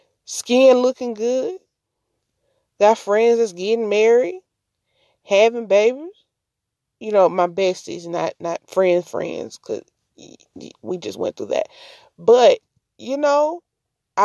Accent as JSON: {"language": "English", "region": "Mississippi", "country": "United States", "said": "I'm from Mississippi"}